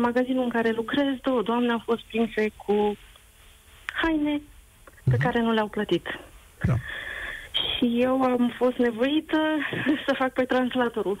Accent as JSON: {"language": "Romanian", "country": "Romania", "moved": "yes", "lives_now": "England, United Kingdom", "said": "sunt din România"}